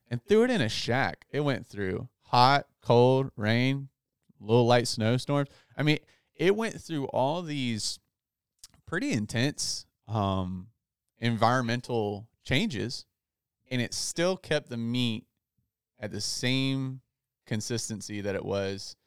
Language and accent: English; Outer Banks, North Carolina, United States; moved away; my hometown in the Outer Banks